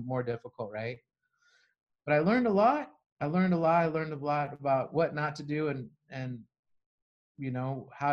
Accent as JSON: {"language": "English", "region": "Arizona", "country": "United States", "said": "I'm from Arizona"}